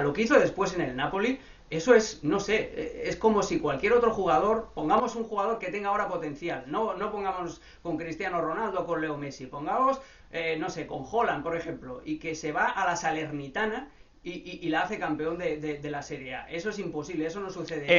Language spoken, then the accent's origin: Spanish; Barcelona, Catalonia, Spain; yo crecí, nací en Barcelona.